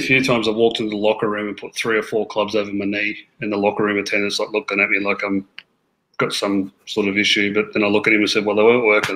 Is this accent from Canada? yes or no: no; Australia; moved away as an adult; now in Florida, United States; I grew up playing in Australia, like uh, Bermuda grass, like a lot like Queensland sort of golf courses